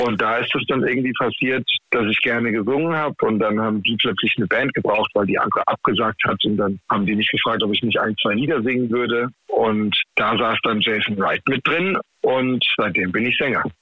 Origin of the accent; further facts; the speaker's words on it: Heidelberg, Baden-Württemberg, Germany; ich natürlich als Heidelberger äh, Baujahr 85 mit den Söhnen aufgewachsen bin. Ne? Also hier im Rhein-Neckar-Delta